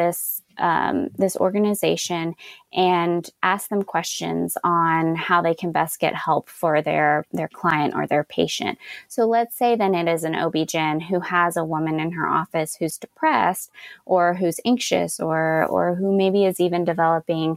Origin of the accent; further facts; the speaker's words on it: Austin, Texas, United States; I'm from Austin, Texas, and in Austin, we have an organization